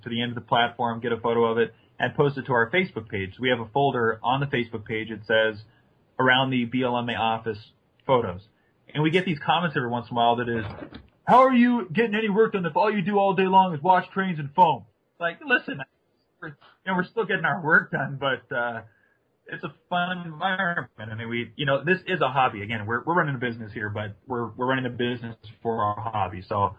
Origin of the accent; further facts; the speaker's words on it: Kansas City, Missouri, United States; I love Santa Fe and I grew up in Kansas City and blah, blah, blah, blah, you know.